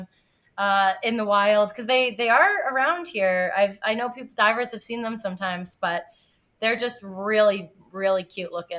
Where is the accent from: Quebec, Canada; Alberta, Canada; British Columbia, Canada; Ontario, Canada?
Ontario, Canada; I grew up in Ontario, and so my cottage is on the Great Lakes, and I grew up swimming there